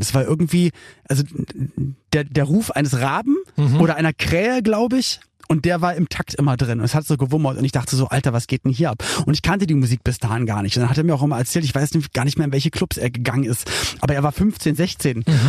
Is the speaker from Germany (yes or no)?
yes; Berlin, Germany; ich bin in West-Berlin aufgewachsen